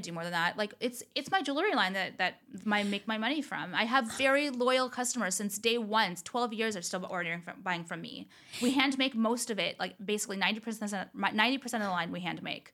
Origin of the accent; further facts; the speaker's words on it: Orange County, California, United States; also born or lived in Los Angeles; I never thought in a million years I'd move back to Orange County.